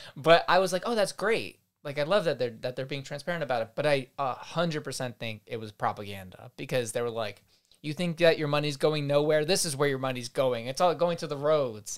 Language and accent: English; United States; as a American